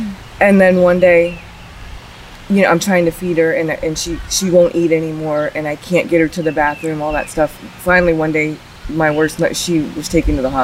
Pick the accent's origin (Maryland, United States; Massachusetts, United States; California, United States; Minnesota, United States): Maryland, United States; Georgetown; I was born in 1978 in Georgetown, Maryland